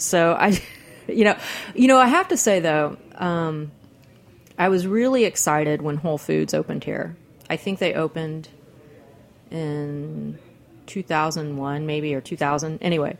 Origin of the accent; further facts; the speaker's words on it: Houston, Texas, United States; now in New York, United States; When I was growing up in Texas